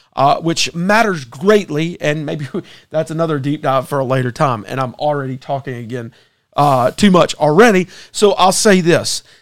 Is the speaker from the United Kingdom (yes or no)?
no; United States; as Americans, we are uniquely different